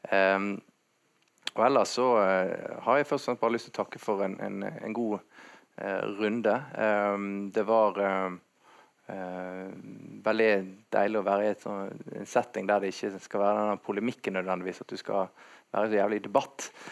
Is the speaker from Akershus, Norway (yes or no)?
no; Bergen, Vestland, Norway; Jeg definerer meg mer som bergenser enn nordmann